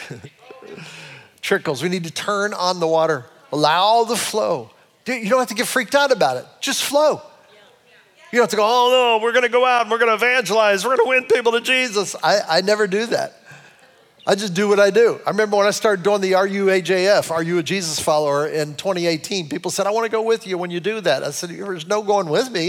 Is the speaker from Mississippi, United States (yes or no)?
no; Cleveland, Ohio, United States; I'm a Clevelander